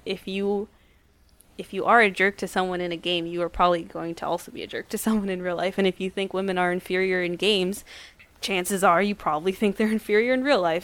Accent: New Brunswick, New Jersey, United States; I was born and raised in New Jersey

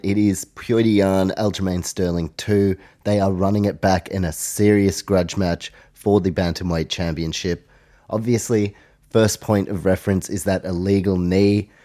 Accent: Australia; also born or lived in New Zealand; I obviously live in Australia, I am Australian, as well as a Kiwi, have Polish heritage

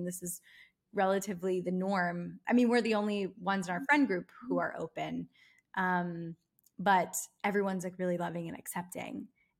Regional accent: East Coast, United States; now in Los Angeles, United States; I'm from the East Coast. My whole family still lives in the East Coast. I'm the only person really who lives, you know, in Los Angeles or even anywhere west of Pennsylvania, really.

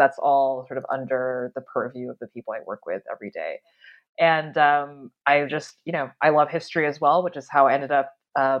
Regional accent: Virginia, United States; So I was born and raised in Northern Virginia outside D.C.

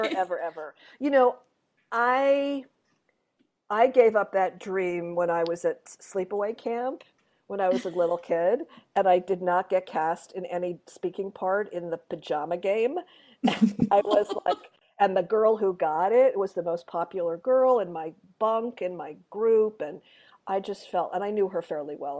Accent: Montreal, Quebec, Canada; I grew up in Montreal

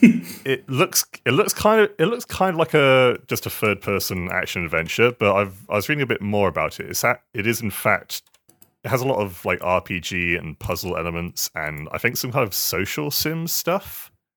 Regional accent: Swindon, South West England, United Kingdom; moved away; I'm from Swindon

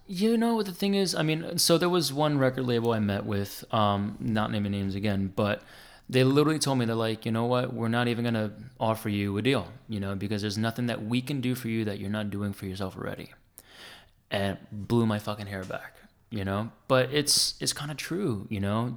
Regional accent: New Jersey, United States; I grew up on dance music, man. I'm from Jersey

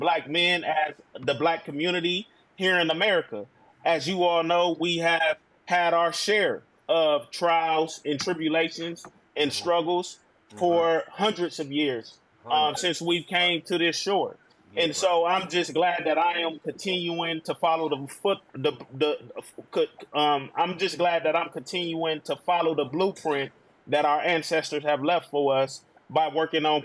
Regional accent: Milwaukee, Wisconsin, United States; now in Georgia, United States; I'm originally from Milwaukee, Wisconsin, born and raised

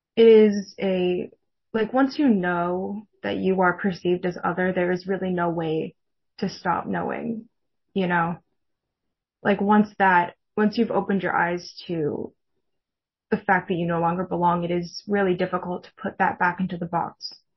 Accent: California Bay Area, United States; I grew up Mormon in the California Bay Area

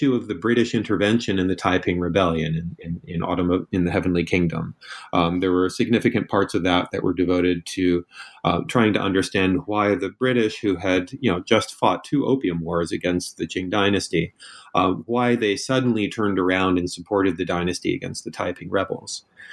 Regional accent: Northampton, Massachusetts, United States; moved away as an adult; also born or lived in China; I grew up in Northampton, Massachusetts, and that's where I live now

